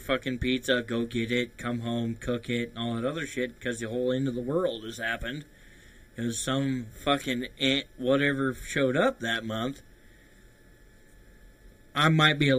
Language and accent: English; Idaho, United States; growing up in Idaho, playing on the farm